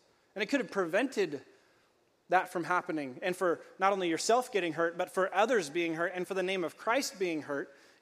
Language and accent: English; California, United States; I grew up in California